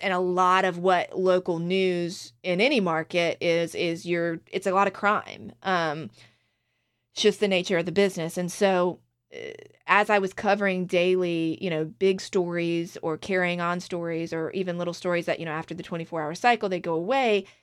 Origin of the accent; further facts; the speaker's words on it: Outer Banks of North Carolina, United States; my hometown in the Outer Banks of North Carolina